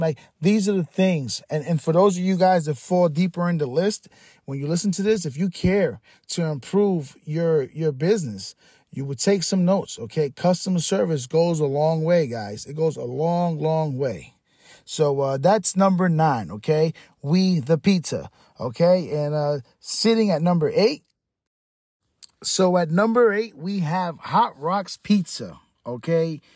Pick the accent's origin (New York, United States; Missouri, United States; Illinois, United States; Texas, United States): New York, United States; New York City; now in Tampa, United States; I'm from the Bronx. I'm a kid from the Bronx. I grew up eating pizza.